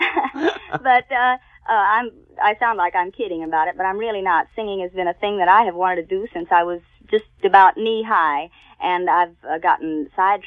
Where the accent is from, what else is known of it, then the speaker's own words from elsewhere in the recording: Houston, Texas, United States; accent: southern; moved away; When I was in school in Houston, Texas, I'll lapse back to my southern accent